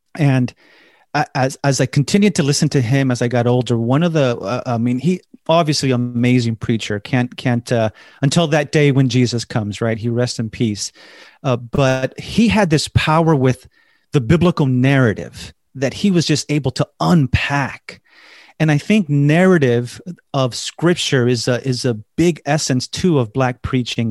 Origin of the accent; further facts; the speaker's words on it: Los Angeles, California, United States; growing up in Los Angeles, I attended large Spanish churches